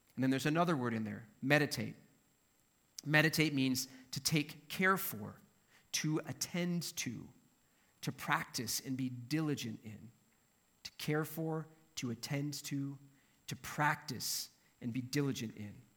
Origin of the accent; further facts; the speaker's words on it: Minnesota, United States; I'm from Minnesota